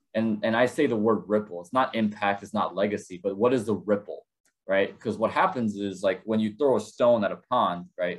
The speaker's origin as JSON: {"language": "English", "town": "Chicago", "region": "Illinois", "country": "United States", "tie": "born or raised there", "also_born_or_lived": "South Korea", "said": "we found ourselves in Chicago, Illinois, and I consider this place my hometown"}